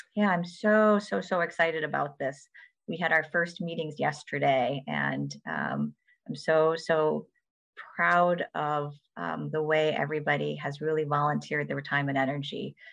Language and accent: English; Ann Arbor, Michigan, United States; I was born and raised in Ann Arbor